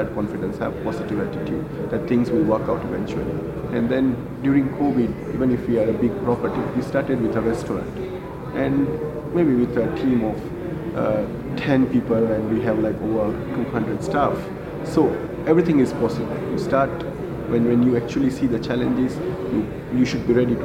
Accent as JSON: {"language": "English", "town": "Mumbai", "region": "Maharashtra", "country": "India", "tie": "born or raised there", "moved": "as an adult", "lives_now": "Kenya", "said": "I grew up in India. I was born and brought up in Mumbai"}